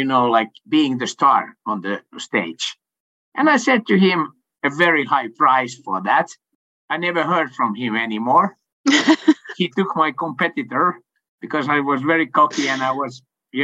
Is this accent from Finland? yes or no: yes; Finland; first language Swedish; English is a second language; moved away as an adult; also born or lived in France / Sweden / Chicago, United States; I was born in Finland. And of course, this is my home base.